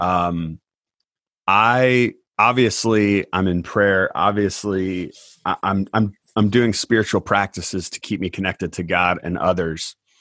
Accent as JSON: {"language": "English", "region": "Indiana", "country": "United States", "tie": "born or raised there", "also_born_or_lived": "Palm Springs, California", "said": "my family moved to Indiana, where I grew up on a farm."}